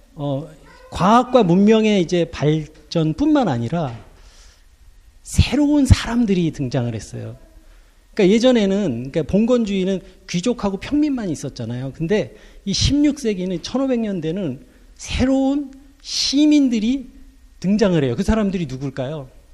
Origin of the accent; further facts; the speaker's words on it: South Korea; moved away as an adult; now in Germany; 나 코리아에서 왔다고 그랬더니